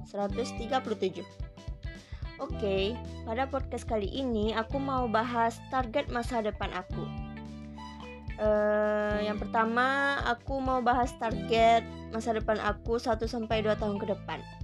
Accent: Padang, West Sumatra, Indonesia; Berasal dari Padang, Sumatera Barat

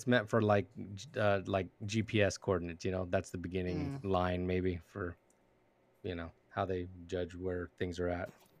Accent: West Covina, California, United States; I was born and raised in West Covina.

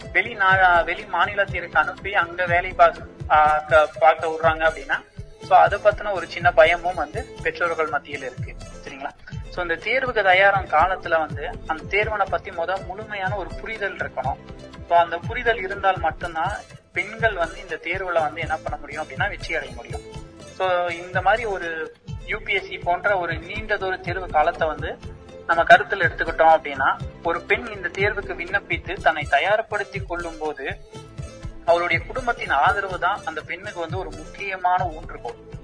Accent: Madurai district, Tamil Nadu, India; now in Coimbatore, India; எனது சொந்த மாவட்டம் மதுரை

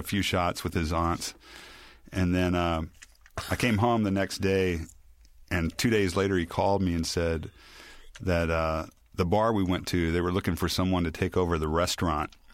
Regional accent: Memphis, Tennessee, United States; moved away; also born or lived in New Orleans; I grew up in Memphis in the seventies

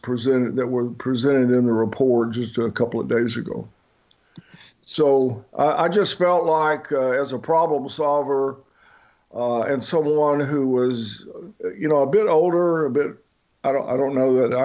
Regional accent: Deep South, United States; also born or lived in Middle East / Africa / South America; I grew up in the Deep South. Appreciate Southern culture. I went to college in the Mid-South. I attended seminary in the Southwest. I worked in the Pioneer West, and then with the IMB, I spent 18 years living in the Middle East, in Africa, and in South America.

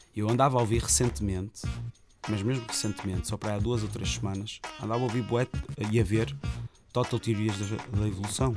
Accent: Rio Tinto, Norte, Portugal; A minha comunidade Rio Tinto, como o pessoal pensa aqui no Norte, em Rio Tinto, a maneira de estar, a maneira de agir, que eu queria representar isso. Pá, e vangloriar a zona de onde eu sou

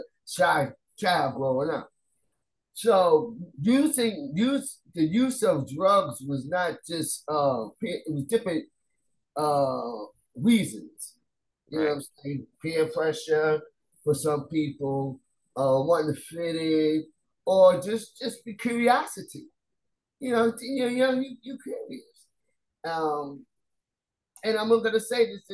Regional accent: New York City, New York, United States; I grew up in Staten Island, and I didn't grow up in the projects

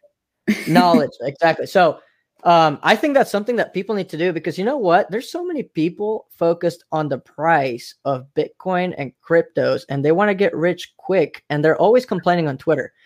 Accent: Mexico; now in United States; I'm from Mexico

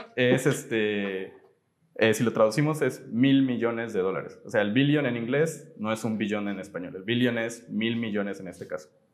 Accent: Poza Rica, Veracruz, Mexico; nosotros somos de aquí, de Poza Rica, Veracruz

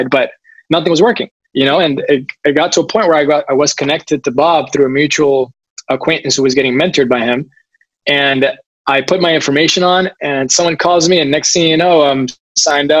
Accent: Puerto Rico; moved away; I moved back home to Puerto Rico, which I absolutely love.

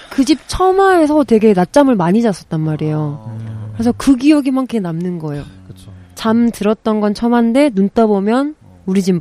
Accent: South Korea; 저도 시골 출신이라서 어 제가 생각하는 제일 지금도 그때 생각하면 좀 먹먹한데 저희 옆집에 되게 오래된 기와집이 있었어요.

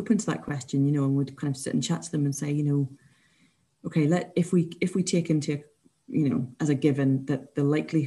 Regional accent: Scotland, United Kingdom; as Scottish people

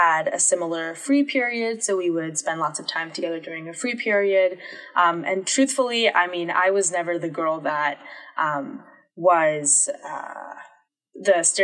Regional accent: Durham, North Carolina, United States; born or raised there

